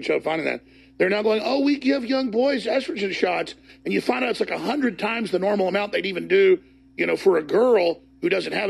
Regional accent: Dallas, Texas, United States; When I grew up in Dallas, it was the end of males being males.

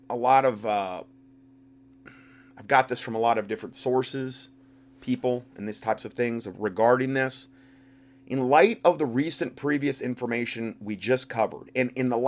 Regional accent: Canada; I need to start off by saying that I am not happy doing this, but I have to as a Canadian and more importantly as a parent who wants a better future not only for my children but for other children as well.

